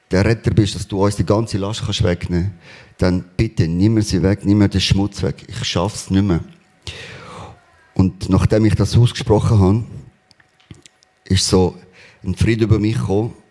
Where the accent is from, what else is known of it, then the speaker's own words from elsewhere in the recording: Spain; Ähm, ich bin in Spanien aufgewachsen. Wir sind sehr arm aufgewachsen.